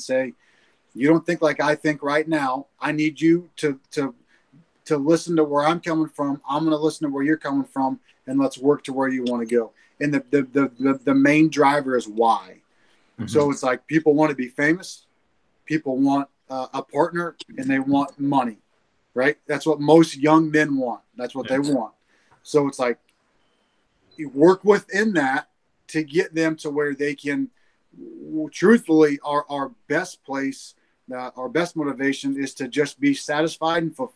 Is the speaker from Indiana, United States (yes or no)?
yes; Franklin, Indiana, United States; also born or lived in Greenfield; growing up in Franklin